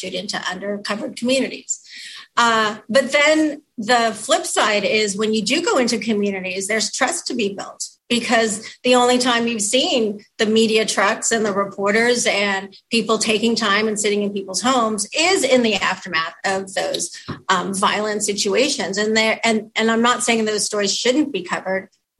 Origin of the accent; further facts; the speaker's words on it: Southern California, United States; now in Seattle, United States; the apartments that I grew up in Southern California